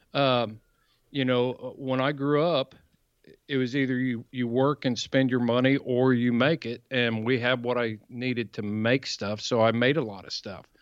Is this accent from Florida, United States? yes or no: no; Columbus, Indiana, United States; I grew up in, uh, Columbus, Indiana, South Central Indiana